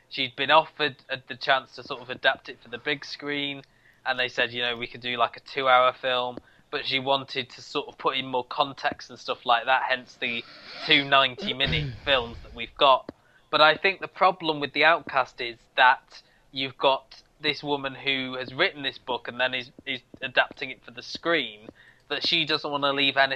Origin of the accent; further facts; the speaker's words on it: Canada; I talk funny because I come from Canada.